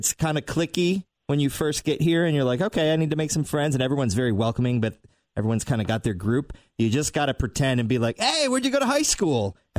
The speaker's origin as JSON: {"language": "English", "town": "Detroit", "region": "Michigan", "country": "United States", "moved": "as an adult", "lives_now": "Cincinnati, United States", "said": "I'm from Detroit originally, too. I've been here now for 13 years"}